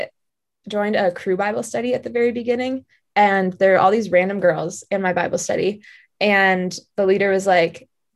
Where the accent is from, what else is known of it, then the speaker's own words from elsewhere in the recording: Wayzata, Minnesota, United States; moved away; I'm from Minneapolis, Wayzata, Minnesota, technically